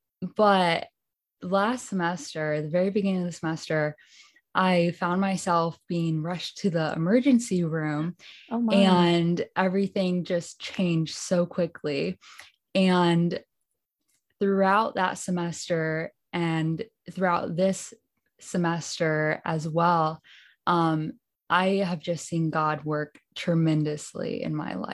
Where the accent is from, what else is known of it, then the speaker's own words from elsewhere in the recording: Hinsdale, Illinois, United States; now in Berrien Springs, United States; I'm currently in Berrien Springs, Michigan, but I'm from Hinsdale, outside of Chicago, Illinois, Hinsdale, Illinois. Okay. Yeah, I went to Hinsdale Academy